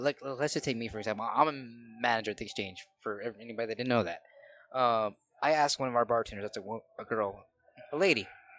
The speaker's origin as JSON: {"language": "English", "town": "Chicago", "region": "Illinois", "country": "United States", "said": "Like, I know what I'm doing. I'm from Chicago."}